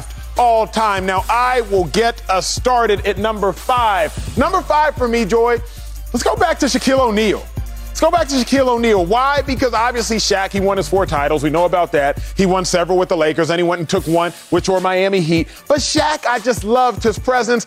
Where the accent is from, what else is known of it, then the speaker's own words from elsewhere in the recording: Nigeria; I'm Nigerian